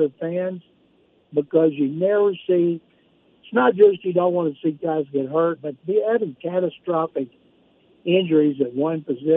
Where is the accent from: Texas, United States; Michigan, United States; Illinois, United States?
Texas, United States; Waco; growing up in Waco, Texas, where you just came from